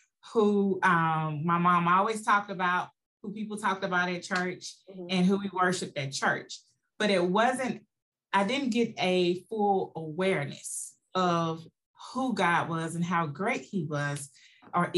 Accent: West Point, Mississippi, United States; also born or lived in Columbus, Mississippi / Jackson, Mississippi; I am a native of West Point, Mississippi. I was born and raised in West Point

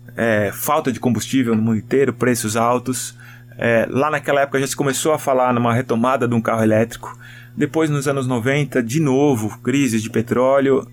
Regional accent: Brazil; como brasileiro

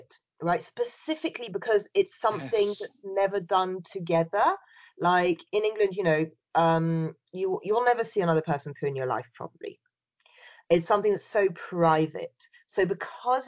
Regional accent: France; now in United Kingdom; I was brought up in France

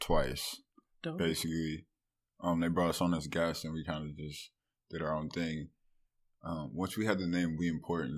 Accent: Cleveland, Ohio, United States; I'm from Cleveland.

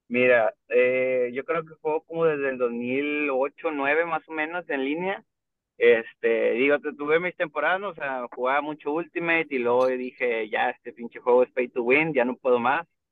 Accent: Monterrey, Nuevo León, Mexico; Soy de aquí también de Monterrey, Nuevo León. Aquí nacido y crecido.

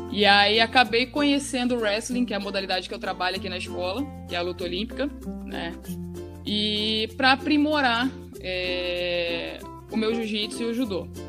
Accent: Cuiabá, Mato Grosso, Brazil; also born or lived in Rio de Janeiro; nós somos do Rio, né? E com três anos de idade eu comecei com jiu-jitsu, aí com seis anos eu vim embora para Mato Grosso, para Cuiabá

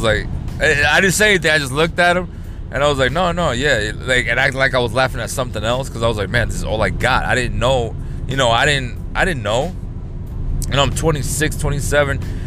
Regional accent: New York, United States; moved away as an adult; I came from New York

